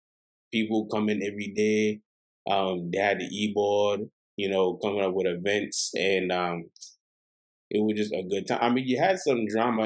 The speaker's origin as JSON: {"language": "English", "country": "U.S. Virgin Islands", "said": "oh, I'm from St. Thomas."}